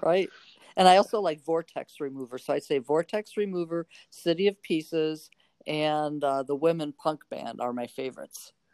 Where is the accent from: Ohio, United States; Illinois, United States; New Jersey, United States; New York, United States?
Illinois, United States; North Chicago; moved away as an adult; also born or lived in Normal, Illinois / Carbondale, Illinois; now in Oregon, United States; I grew up in North Chicago